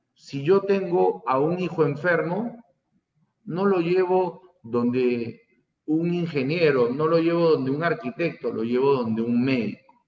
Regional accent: Peru; todos los peruanos somos los organizadores

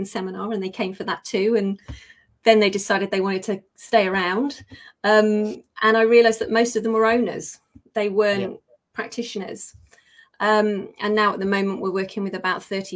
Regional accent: United Kingdom; accent: British; I am a Brit

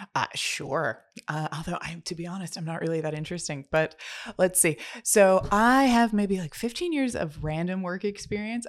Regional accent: United States

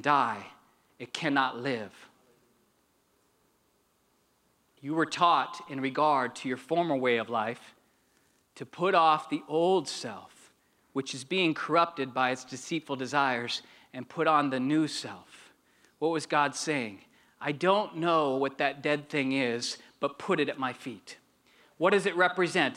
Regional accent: Arizona, United States; also born or lived in Janesville, Wisconsin; I'm from Arizona. That's where I'm from

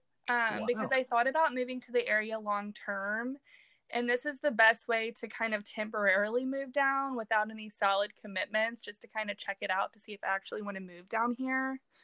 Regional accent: Richmond, Virginia, United States; I grew up outside of Richmond, Virginia

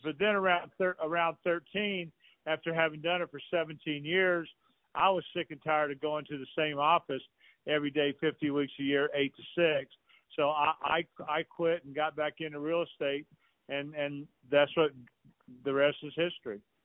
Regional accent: Atlanta, Georgia, United States; I'm a Southerner from Atlanta, Georgia

